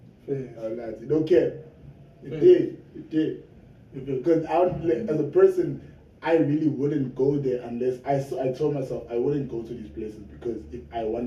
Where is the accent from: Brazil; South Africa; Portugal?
South Africa; Durban, KwaZulu-Natal; I'm a nigga from Sydney. Yeah, east side of Durban. If you're overport, Brickford Road side